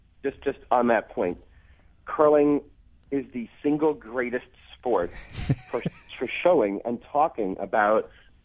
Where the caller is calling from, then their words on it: Montclair, New Jersey, United States; I am actually at home in lovely Montclair, New Jersey.